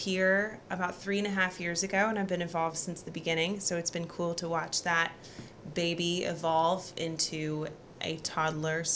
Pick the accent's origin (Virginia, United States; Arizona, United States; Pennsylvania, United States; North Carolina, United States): North Carolina, United States; Research Triangle area; one of the few that have actually been raised here and stuck around